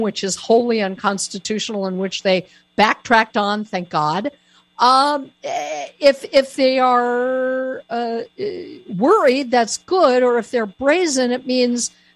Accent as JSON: {"language": "English", "region": "Colorado", "country": "United States", "moved": "yes", "said": "my former home state. It's always going to be my home state, Colorado"}